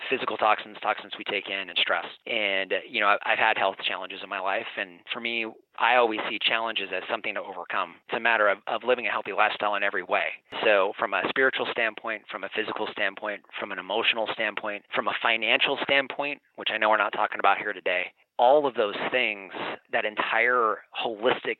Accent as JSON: {"language": "English", "town": "Los Angeles", "region": "California", "country": "United States", "tie": "born or raised there", "moved": "yes", "lives_now": "Phoenix, United States", "said": "I was born and raised in Los Angeles"}